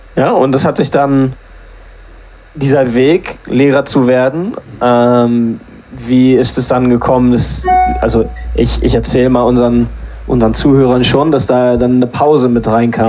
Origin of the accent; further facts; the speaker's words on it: Germany; now in England; ich bin ja in Deutschland zur Schule gegangen